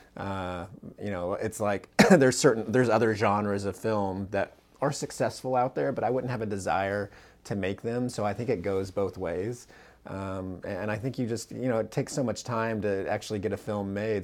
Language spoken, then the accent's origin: English; Central California, United States; now in Orange County, United States; where I was born and raised in Central California